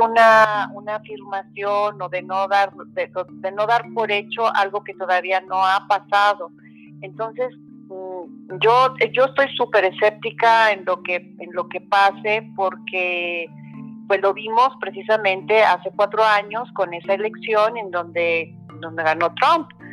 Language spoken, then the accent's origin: Spanish; Mexico; los mexicanos nos uniéramos como mexicanos